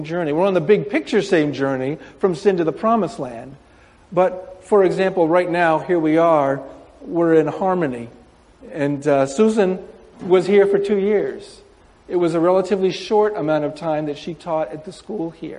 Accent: Windsor, New York, United States; moved away as an adult; now in Japan; I grew up in Windsor

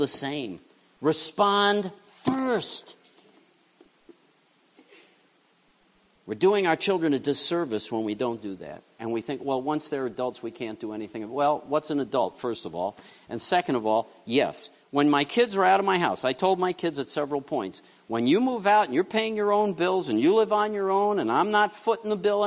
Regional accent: New York City, New York, United States; I grew up in New York City

